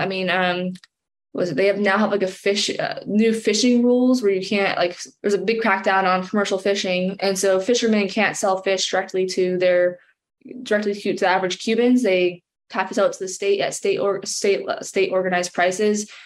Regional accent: San Diego, California, United States; I grew up in San Diego

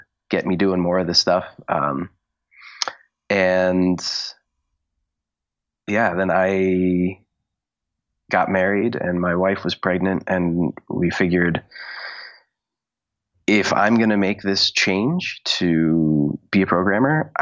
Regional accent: Connecticut, United States; moved away as an adult; also born or lived in Pittsburgh / New York; I grew up in Connecticut and I was a good singer in Connecticut

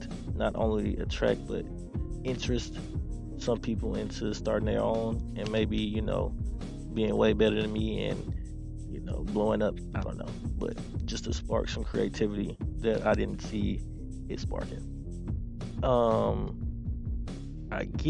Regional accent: Houston, Texas, United States; I'm from Houston, Texas

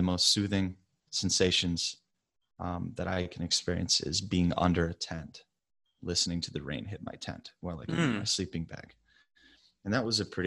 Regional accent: the South, United States; I grew up in the South

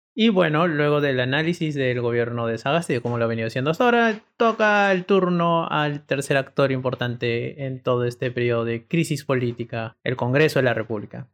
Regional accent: Peru

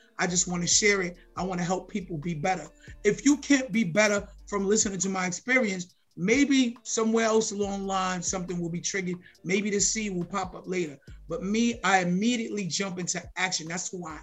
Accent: New York City, New York, United States; also born or lived in Harlem, New York; I'm from Harlem and then moved to the Bronx when I was whatever, 8 years old

